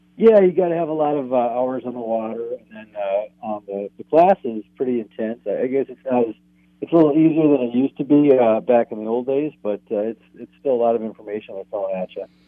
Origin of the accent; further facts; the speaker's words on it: Oshkosh, Wisconsin, United States; now in Two Harbors, United States; I'm actually from Wisconsin originally. I'm a transplant up here